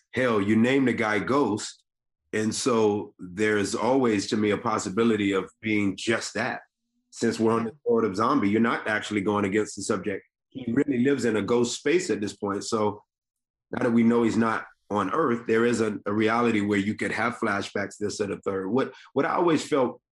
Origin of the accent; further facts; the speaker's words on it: Decatur, Georgia, United States; I grew up in the deck. I grew up in Decatur